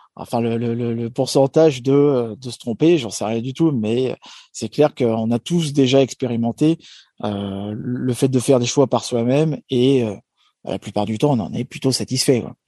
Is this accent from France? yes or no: yes; France